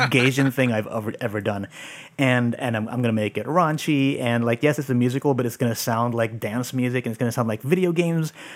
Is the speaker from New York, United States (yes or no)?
no; San Francisco, California, United States; I grew up here in San Francisco. Um, I'm actually living in the Mission where I grew up.